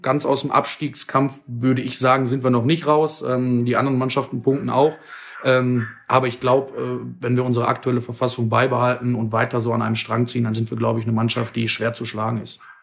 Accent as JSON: {"language": "German", "town": "Dinslaken", "region": "North Rhine-Westphalia", "country": "Germany", "tie": "born or raised there", "said": "ich komme aus Dienstlaken, bin dort auch geboren, aufgewachsen, lebe da mein ganzes Leben."}